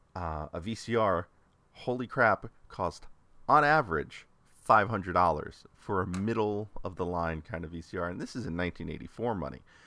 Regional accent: New York City, New York, United States; I grew up in the New York City area

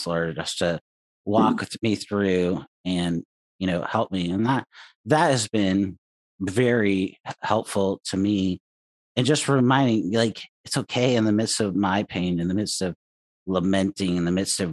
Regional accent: California, United States; now in Oregon, United States; being Californian out here in Oregon

